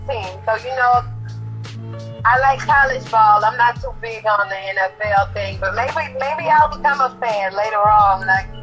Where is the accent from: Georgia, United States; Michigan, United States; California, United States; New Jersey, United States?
Georgia, United States; Atlanta; also born or lived in Mobile, Alabama; I was born in Mobile, Alabama, but I was raised in Atlanta, Georgia, where I still reside.